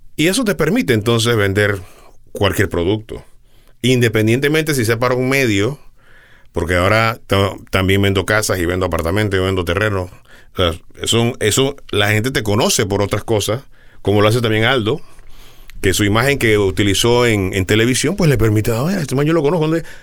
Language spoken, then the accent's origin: Spanish; Panama; allá en mi tierra